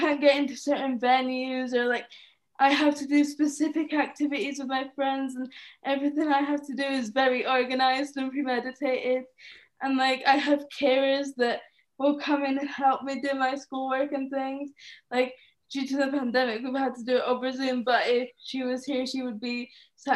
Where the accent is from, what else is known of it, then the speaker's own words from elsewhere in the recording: Scotland, United Kingdom; also born or lived in Edinburgh, Scotland; I'm from Scotland